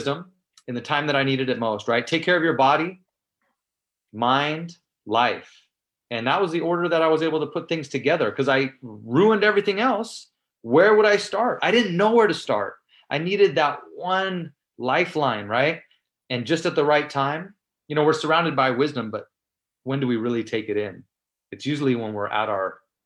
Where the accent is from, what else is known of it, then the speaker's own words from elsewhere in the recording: San Mateo, California, United States; in San Mateo, where I grew up in the Bay Area